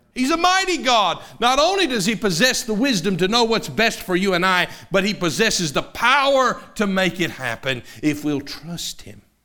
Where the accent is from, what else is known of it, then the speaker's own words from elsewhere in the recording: Knoxville, Tennessee, United States; a seven-year-old boy growing up in Knoxville, Tennessee